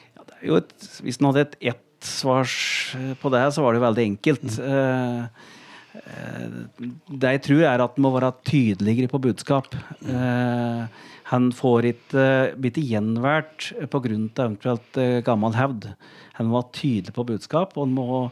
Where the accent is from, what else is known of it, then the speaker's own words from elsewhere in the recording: Gjøvik, Innlandet, Norway; jeg er oppvokst på Gjøvik, i Vardal